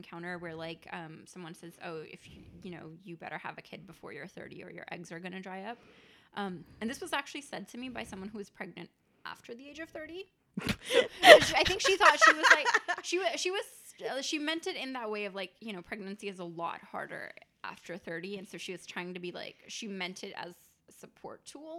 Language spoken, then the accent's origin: English; India; I mean, I'm, you know, I'm Indian, so I come from a community of like where people arbitrarily get married because that's the thing